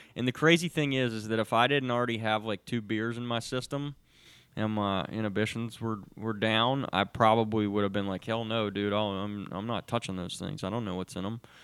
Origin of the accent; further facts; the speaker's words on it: Charlotte, North Carolina, United States; I grew up, I grew up here in Charlotte